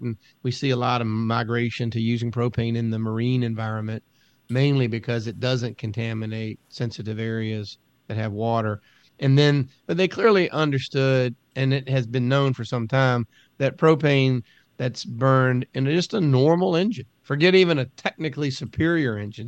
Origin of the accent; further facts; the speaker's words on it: United States; growing up on the Chesapeake Bay, living on a river